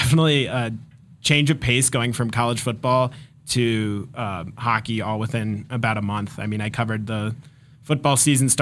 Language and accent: English; St. Louis, Missouri, United States; moved away as an adult; also born or lived in Columbia, Missouri; now in Denver, United States; I was born in St. Louis, Missouri. And I grew up there, went to high school there